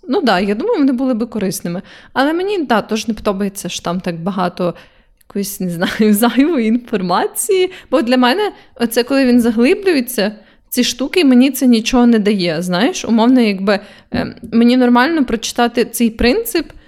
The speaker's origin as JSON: {"language": "Ukrainian", "region": "Kyiv", "country": "Ukraine"}